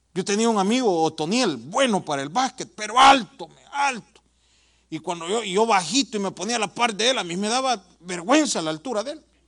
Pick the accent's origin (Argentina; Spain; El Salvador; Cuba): El Salvador; moved away; Yo vengo de El Salvador